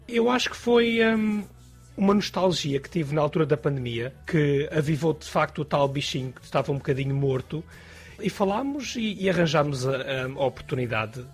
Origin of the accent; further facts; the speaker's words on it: Portugal; moved away as an adult; also born or lived in Alentejo; now in London, United Kingdom; Saí de Portugal já há 10 anos